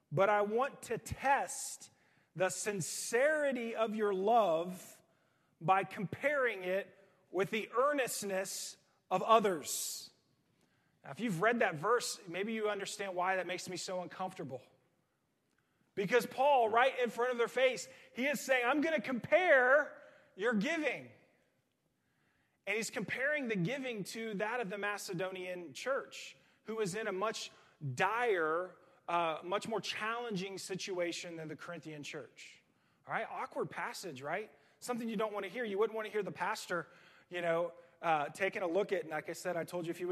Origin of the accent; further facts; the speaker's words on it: United States; American Christians